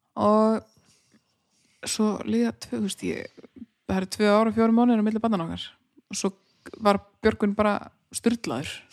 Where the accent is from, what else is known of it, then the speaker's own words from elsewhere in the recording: Húsavík, Northeastern Region, Iceland; moved away as an adult; ég er uppalinn á Húsæk og á allt svona Húsæk Húsavík